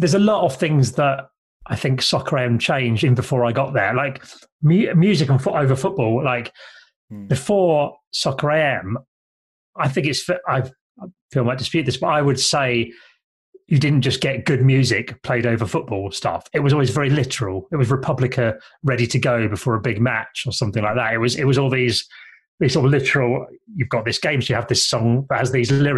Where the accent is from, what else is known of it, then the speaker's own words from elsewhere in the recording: Kent, South East England, United Kingdom; I grew up in Kent in the 1980s